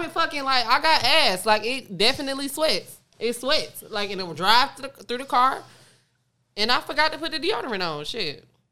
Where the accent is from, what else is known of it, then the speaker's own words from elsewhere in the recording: Detroit, Michigan, United States; I'm from Detroit